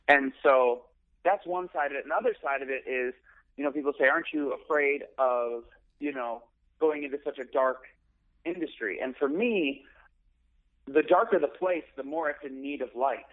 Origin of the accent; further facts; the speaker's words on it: Chicago, Illinois, United States; moved away; I'm from Chicago mm-hmm. originally, um, in the suburbs